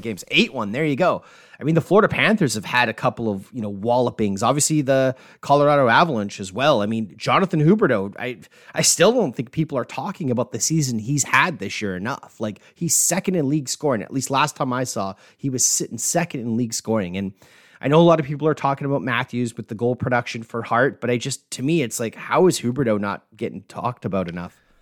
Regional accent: Canada; being Canadian

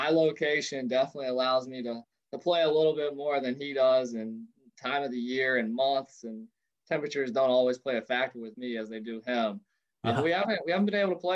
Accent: Maysville, Kentucky, United States; moved away as an adult; now in Florida, United States; I grew up in Maysville, Kentucky, a small town about an hour southeast of Cincinnati

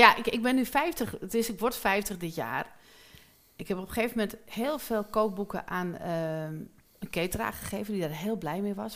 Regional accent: Amsterdam, North Holland, Netherlands; ik kom uit Amsterdam-Noord, dat is best wel heftig

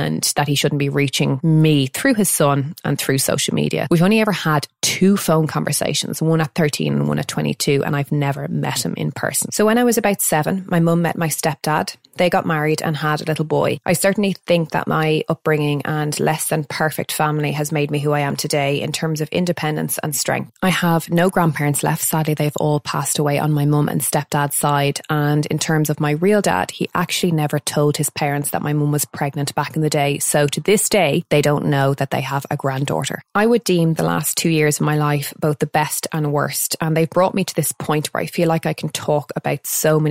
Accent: Dublin, Leinster, Ireland; also born or lived in London; I'm from North Dublin and I was raised by my single mum until the age of 7

